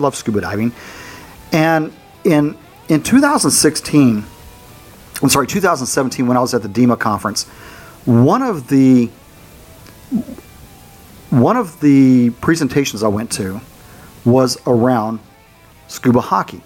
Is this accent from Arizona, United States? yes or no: yes; Arizona, United States; I grew up in Arizona